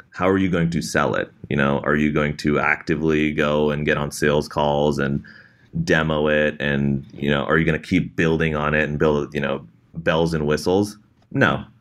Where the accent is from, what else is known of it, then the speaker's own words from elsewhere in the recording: Bay Area, California, United States; being situated in the Bay Area, growing up in the Bay Area